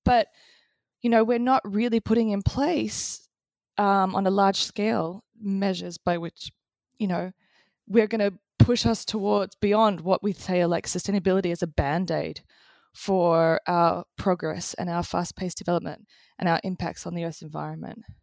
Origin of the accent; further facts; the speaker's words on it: Australia; I grew up in Australia in the eighties